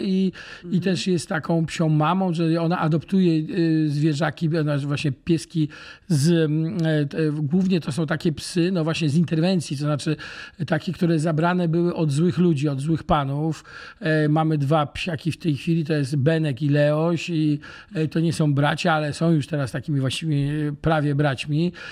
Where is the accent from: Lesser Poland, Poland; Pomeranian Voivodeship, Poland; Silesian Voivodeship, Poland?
Pomeranian Voivodeship, Poland; Gdańsk; moved away as an adult; now in Łódź, Poland; cały czas kocham Gdańsk i Gdańsk jest e, moim matecznikiem, bo to w końcu jest moje rodzinne miasto